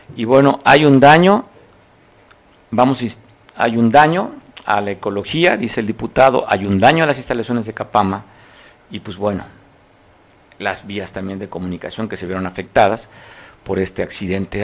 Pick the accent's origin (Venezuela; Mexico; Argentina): Mexico; somos los mexicanos